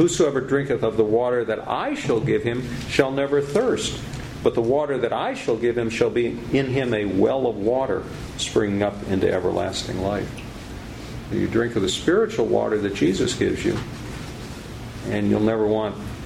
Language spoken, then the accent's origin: English; Illinois, United States; I grew up in Illinois in a town on the Mississippi River.